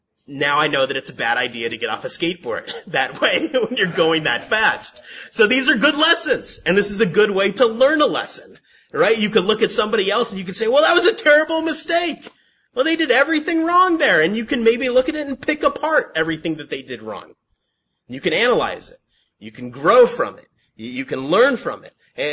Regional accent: San Antonio Heights, California, United States; we grew up in San Antonio Heights, right up the hill.

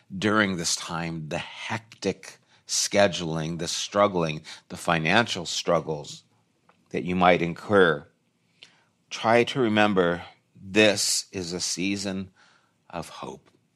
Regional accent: California, United States; I'm from California

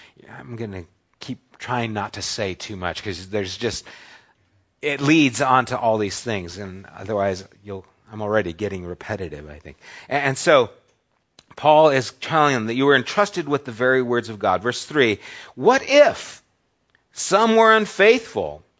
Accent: United States; I'm American

